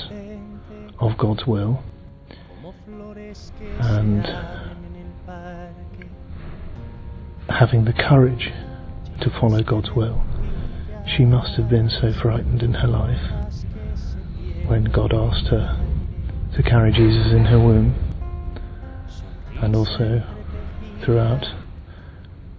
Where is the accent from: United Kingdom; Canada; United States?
United Kingdom; London; I'm from London, England